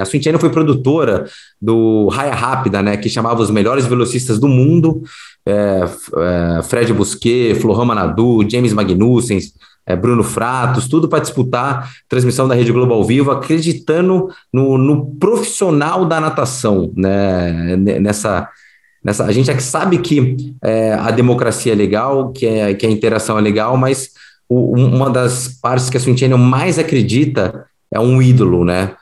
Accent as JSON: {"language": "Portuguese", "region": "Rio de Janeiro", "country": "Brazil", "tie": "born or raised there", "said": "eu sou carioca, fui aprendi a nadar no Fluminense"}